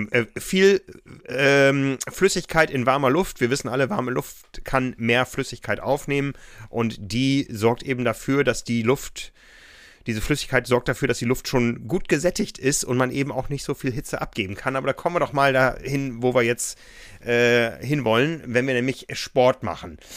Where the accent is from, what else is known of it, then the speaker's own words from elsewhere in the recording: Hamburg, Germany; schwul kennen wir in Hamburg, äh, wo ich herkomme